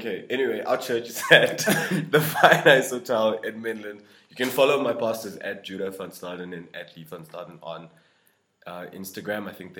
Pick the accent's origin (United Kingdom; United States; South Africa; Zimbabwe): South Africa; North West; I'm a Limpopo boy. {S1} Okay. {S0} Even worse than that, like, I'm from the Northwest, bro.